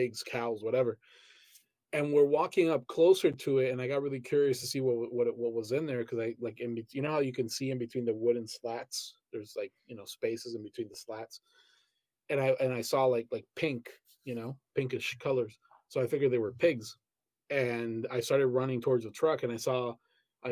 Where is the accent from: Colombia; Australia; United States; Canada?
Colombia; moved away; in Colombia, where I was born and raised